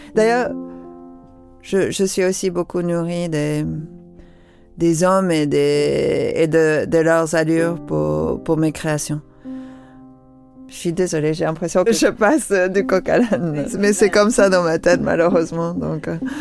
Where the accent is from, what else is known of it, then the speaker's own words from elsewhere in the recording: London, United Kingdom; moved away; j'ai grandi à Londres, c'était quoi, les années 70